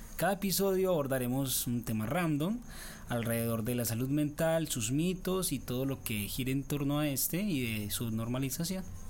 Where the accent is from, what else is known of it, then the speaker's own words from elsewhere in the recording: Urrao, Antioquia, Colombia; Soy de Urrao